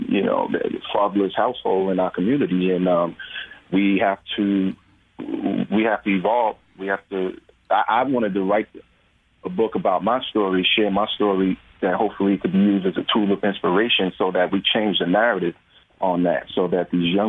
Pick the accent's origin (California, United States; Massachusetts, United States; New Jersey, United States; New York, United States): New York, United States; I'm from New York, so we were in New York and filming